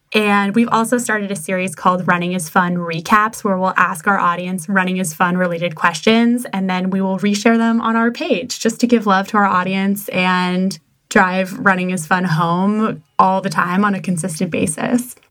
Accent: Massachusetts, United States; I'm from Massachusetts, which automatically makes me a masshole driver

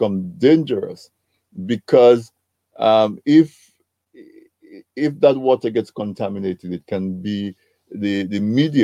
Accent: Dominica; when I was a little boy growing up in Dominica

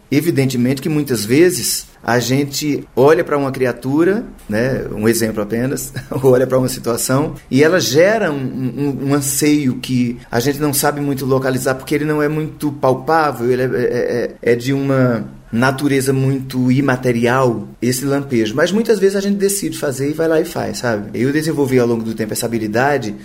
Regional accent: Campina Grande, Paraíba, Brazil; moved away as an adult; now in Rio de Janeiro, Brazil; Campina Grande é uma cidade muito atrevida, a cidade onde eu nasci, né? No interior da Paraíba

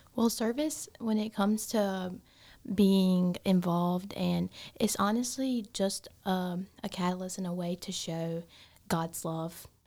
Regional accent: Gaffney, South Carolina, United States; I am from Gaffney, South Carolina, um, not too far from here

